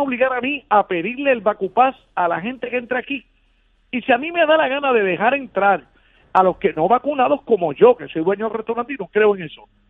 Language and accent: Spanish; Puerto Rico; hermanos puertorriqueños